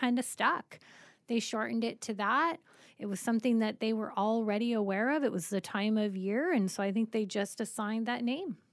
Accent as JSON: {"language": "English", "region": "Colorado", "country": "United States", "tie": "born or raised there", "moved": "yes", "lives_now": "California, United States", "said": "I grew up in Colorado"}